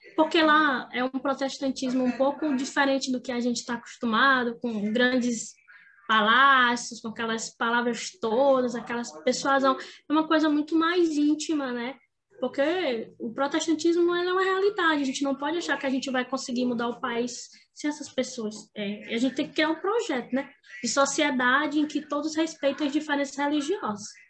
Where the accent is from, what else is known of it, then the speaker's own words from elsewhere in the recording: Grajaú, Maranhão, Brazil; Todo mundo sabia onde era a sua origem. Lá em Grajaú